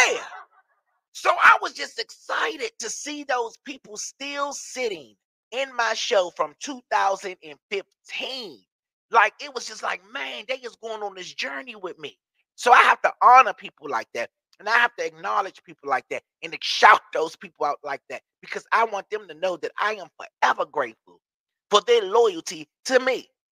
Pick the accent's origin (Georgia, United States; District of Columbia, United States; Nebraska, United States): District of Columbia, United States; Washington; moved away; in DC in my hometown